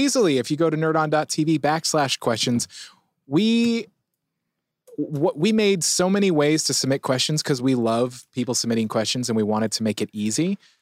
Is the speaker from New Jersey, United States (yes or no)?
no; San Diego, California, United States; I'm a San Diegan. I grew up in San Diego